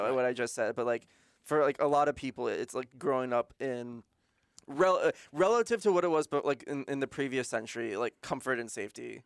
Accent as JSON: {"language": "English", "country": "United States", "said": "as a American"}